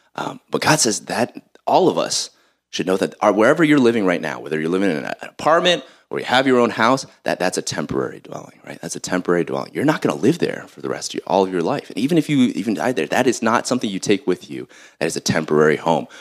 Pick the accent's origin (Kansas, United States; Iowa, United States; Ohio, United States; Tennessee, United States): Ohio, United States; Columbus; I'm from Columbus, Ohio," you know, I'm Ohioan